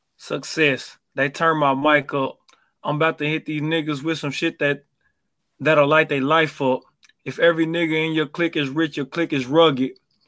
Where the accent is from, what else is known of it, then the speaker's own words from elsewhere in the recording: New York, United States; New York.